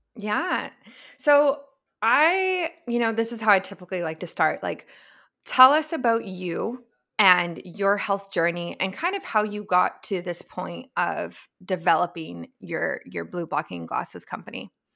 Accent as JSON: {"language": "English", "country": "Canada", "said": "as a Canadian"}